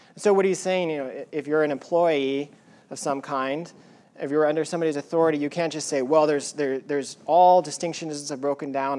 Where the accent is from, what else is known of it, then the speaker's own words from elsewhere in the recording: United States; he's white, he's a male, he's an American, he's a pastor